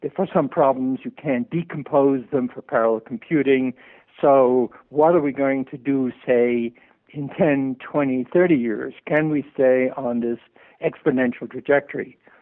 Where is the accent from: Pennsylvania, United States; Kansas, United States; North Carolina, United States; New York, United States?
New York, United States; I grew up in New York